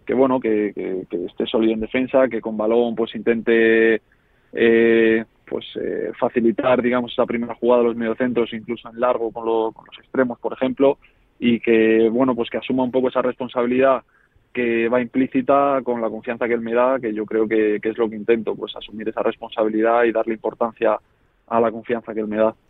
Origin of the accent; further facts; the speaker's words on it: Móstoles, Community of Madrid, Spain; moved away as an adult; also born or lived in Navalcarnero / Marbella; yo Móstoles siempre lo vi como mi casa, como el sitio donde yo jugaba al fútbol por diversión, con mis amigos que desde pequeños habíamos compartido equipos y demás